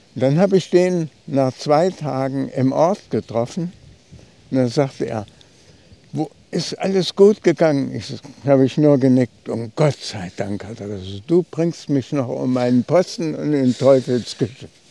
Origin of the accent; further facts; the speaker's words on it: Uder, Thuringia, Germany; von Uda aus, meinem Heimatort